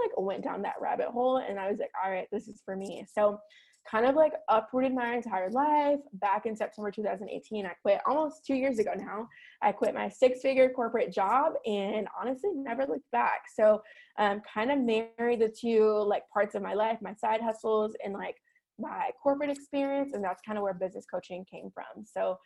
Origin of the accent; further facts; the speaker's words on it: Chicago, Illinois, United States; now in Scottsdale, United States; I'm born and raised in Chicago